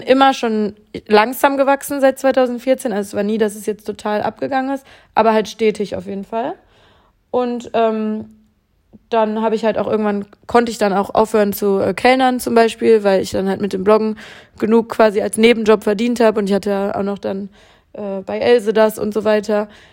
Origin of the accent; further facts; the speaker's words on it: Bielefeld, North Rhine-Westphalia, Germany; moved away as an adult; now in Cologne, Germany; wollte aber definitiv aus meiner Heimatstadt weg. Bielefeld ist äh, sehr spannend.